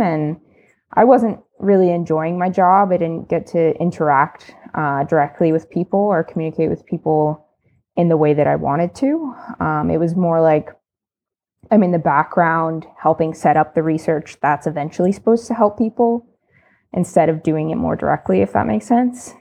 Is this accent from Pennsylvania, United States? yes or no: yes; State College, Pennsylvania, United States; moved away as an adult; now in Canada; I'm American. Um, I'm from the East, so Pennsylvania State College, um, probably known for Penn State University. And I moved to Canada in twenty seventeen